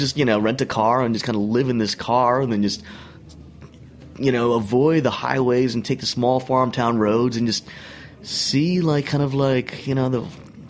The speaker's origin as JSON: {"language": "English", "town": "New York City", "region": "New York", "country": "United States", "said": "I was from New York City"}